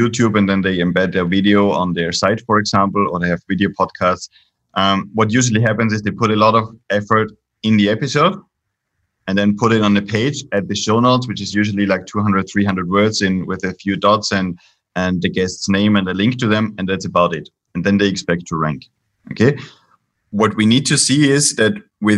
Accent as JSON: {"language": "English", "country": "Austria", "moved": "yes", "lives_now": "Spain", "said": "I'm based in Spain here. I'm originally from Austria"}